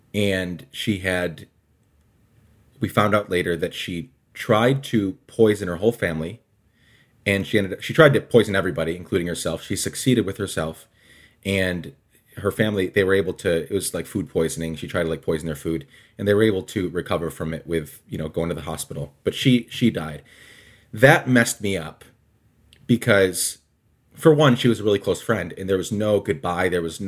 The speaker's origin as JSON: {"language": "English", "country": "Guatemala", "tie": "born or raised there", "said": "I grew up in Guatemala. My parents were missionaries there."}